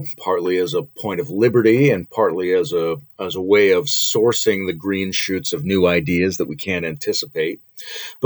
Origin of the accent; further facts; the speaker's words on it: Canada; as a Canadian